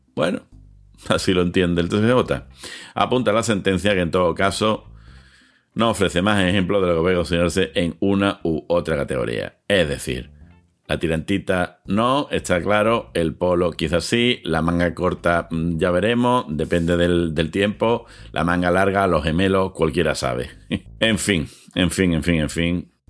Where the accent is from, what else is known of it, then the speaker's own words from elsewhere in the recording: Seville, Andalusia, Spain; en Sevilla, de donde yo soy, donde yo ejerzo